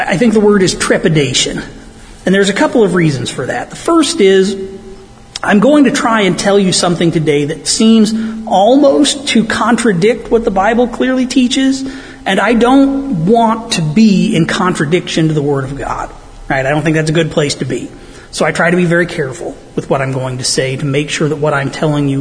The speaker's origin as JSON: {"language": "English", "country": "United States", "said": "since I'm from Stark County"}